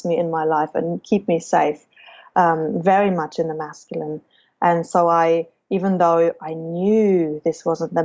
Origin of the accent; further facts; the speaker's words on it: Germany; I chose Germany as my home country